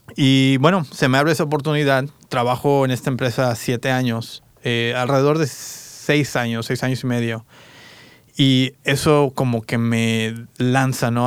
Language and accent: Spanish; Querétaro, Mexico; also born or lived in Toluca, Mexico / San Diego, United States / Independence, Oregon / Salem, Oregon; now in Portland, United States; yo soy de México, eh, nací en, bueno, nací en Toluca de hecho, pero viví mucho tiempo en Querétaro, Querétaro, Querétaro